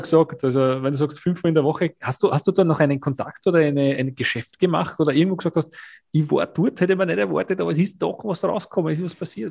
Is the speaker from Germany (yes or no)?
no; Austria; Bei uns in Österreich